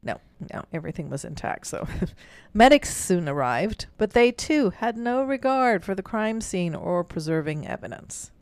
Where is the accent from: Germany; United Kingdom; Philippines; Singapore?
Germany; moved away; growing up in Germany, during those times, my grandmother always had a beer like this